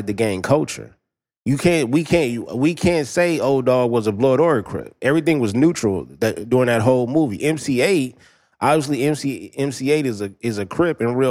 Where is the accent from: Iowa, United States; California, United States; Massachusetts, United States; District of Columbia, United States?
California, United States; Los Angeles; I'm basically from Watts